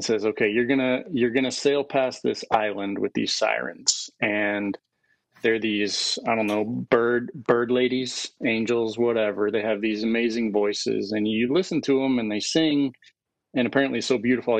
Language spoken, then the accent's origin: English; Tennessee, United States; also born or lived in Jackson, United States; I was born just outside of Jackson in, you know, all that black dirt cotton fields of West Tennessee. And then we moved over to East Tennessee up in the mountains, where I became, I guess, like a little hillbilly.